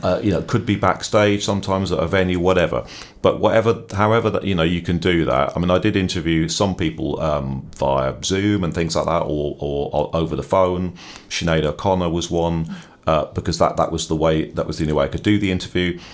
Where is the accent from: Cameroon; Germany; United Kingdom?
United Kingdom; Norwich, East of England; also born or lived in Dublin, Ireland; I'm from Norwich, so I'm a native of the, of the city